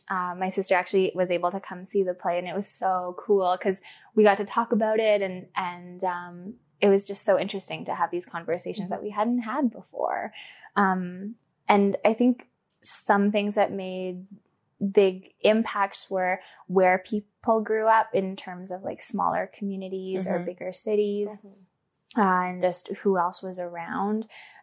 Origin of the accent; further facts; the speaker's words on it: Scotland, United Kingdom; I mean, I'm Scottish, British, blah, blah, blah, blah